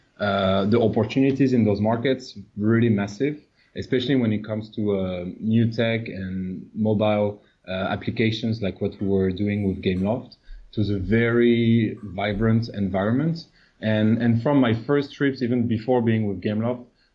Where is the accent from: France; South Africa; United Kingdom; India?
France; moved away as an adult; also born or lived in Latin America / North America / United States / Portugal; now in Southeast Asia; before moving to Asia, so originally I'm French